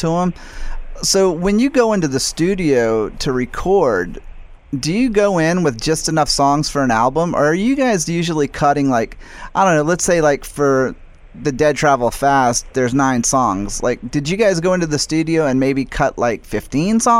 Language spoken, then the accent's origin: English; United States; I'm American